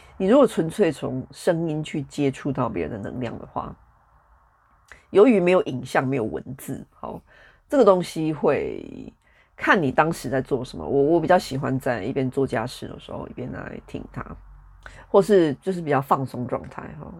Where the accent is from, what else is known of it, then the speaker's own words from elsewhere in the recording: Taichung, Taiwan; moved away as an adult; now in United Kingdom; 台湾就是我这个，这一世，这个生命，我出生的地方，以及在那里住了三十几年的地方